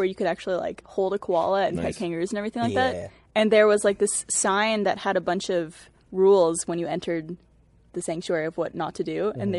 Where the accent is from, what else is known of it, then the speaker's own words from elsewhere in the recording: Canada; accent: Canadian; I'm Canadian.